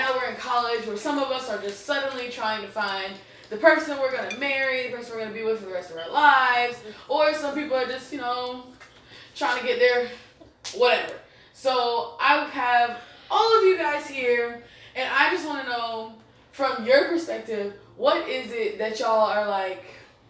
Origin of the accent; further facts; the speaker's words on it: Atlanta, Georgia, United States; your host of Growing Pains, and I hail from Atlanta, Georgia, the 404, the 678, the 707, 770.